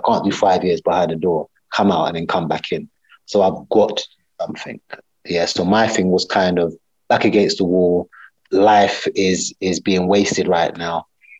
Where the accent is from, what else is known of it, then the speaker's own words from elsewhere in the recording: United Kingdom; Yes, British Yardie. I'm British Yardie.